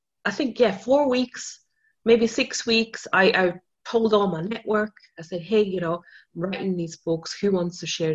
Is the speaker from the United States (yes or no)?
no; Austria; English is a second language; I mean, I'm not even a native English speaker. I'm from Austria, right?